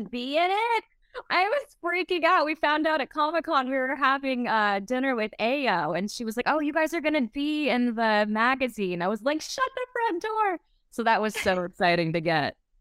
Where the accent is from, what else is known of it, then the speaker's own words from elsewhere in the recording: Pensacola, Florida, United States; I'm from the Southeast. I'm from Pensacola, Florida.